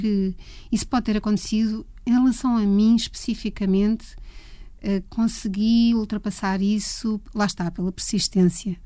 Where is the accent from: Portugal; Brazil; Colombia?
Portugal; Leiria, Centro; Eu sou de Leiria e vivia num bairro mesmo de um bairro daqueles não era propriamente típico, era um bairro que estava a nascer em Leiria na altura